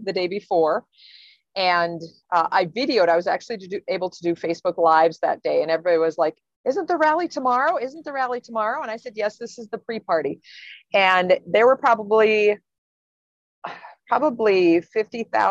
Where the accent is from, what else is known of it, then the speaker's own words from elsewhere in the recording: Black Hills, South Dakota, United States; I'm from the Black Hills